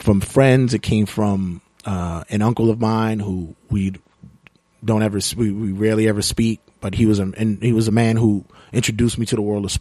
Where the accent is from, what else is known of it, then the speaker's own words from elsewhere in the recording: New York City, New York, United States; Being a New Yorker